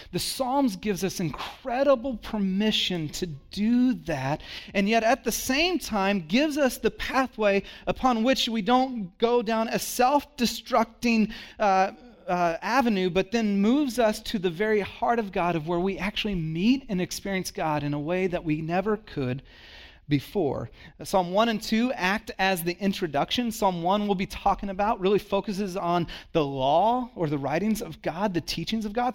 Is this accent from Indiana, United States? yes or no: no; Texas, United States; I was born in Texas